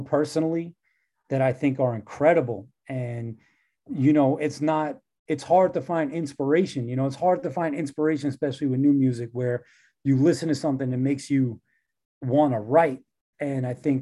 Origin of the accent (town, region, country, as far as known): New York, United States